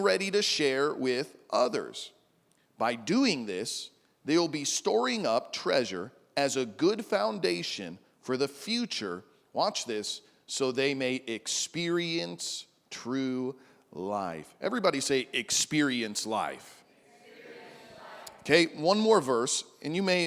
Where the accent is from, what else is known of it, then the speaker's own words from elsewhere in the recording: Midwest, United States; moved away as an adult; now in Big Island, Hawaii, United States; I grew up in the Midwest